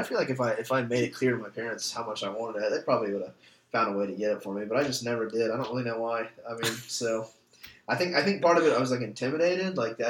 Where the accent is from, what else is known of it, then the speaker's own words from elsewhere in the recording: Marietta, Georgia, United States; I'm from Marietta, Georgia.